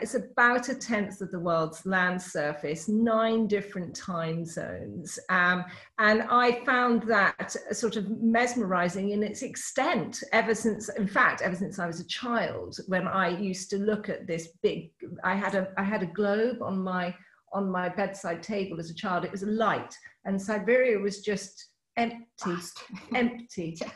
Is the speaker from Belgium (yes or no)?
no; United Kingdom; I'm British.